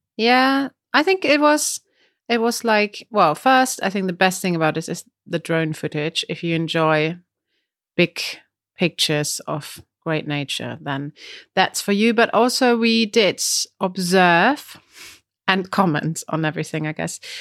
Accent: Germany; accent: German; English is a second language; now in Brighton, United Kingdom; my German accent

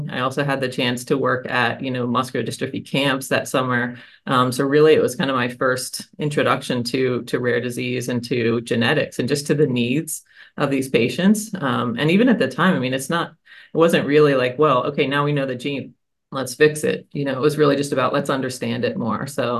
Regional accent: Kentucky, United States; born there; You don't even know this about me, Stan. I was born in Kentucky, actually.

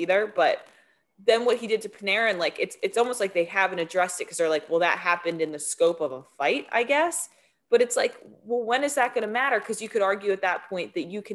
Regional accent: New Jersey, United States; I grew up in South Jersey

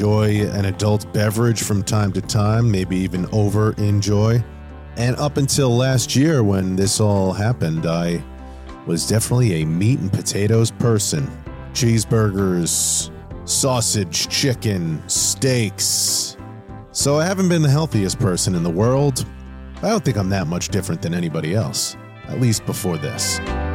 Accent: Levittown, New York, United States; I grew up on Long Island in a town called Levittown

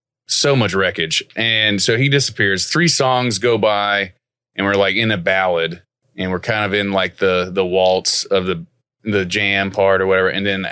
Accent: Sanford, Florida, United States; moved away; also born or lived in Illinois / Peoria / Nashville; I'm from Central Florida, born in Sanford, Volusia County, Florida.

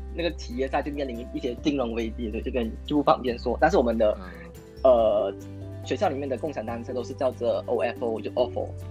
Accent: Kuala Lumpur, Malaysia; also born or lived in Beijing; 我是来自吉隆坡，然后我也是读中生

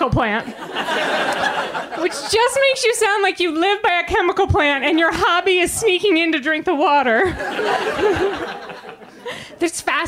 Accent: Biddeford, Maine, United States; born or raised there

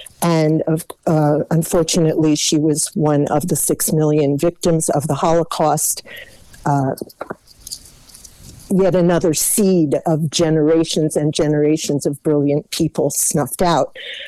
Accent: Stamford, Connecticut, United States; I was born in Stamford, Connecticut

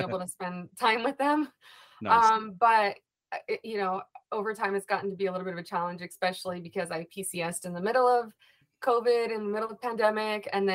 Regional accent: California, United States; I am originally from California

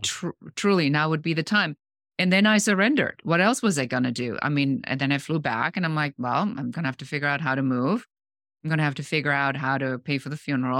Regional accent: Germany; moved away; I'm original from Germany

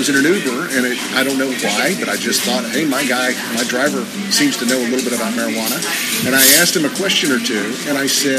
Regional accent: Oklahoma, United States; people from my home state of Oklahoma, for instance, don't want Las Vegas, Nevada alcohol laws.

